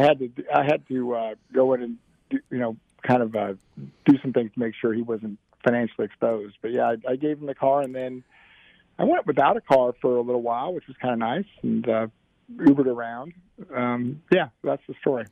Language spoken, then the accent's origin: English; Black Hills, South Dakota, United States; now in Nashville, United States; I am from the 50th coolest state Union, South Dakota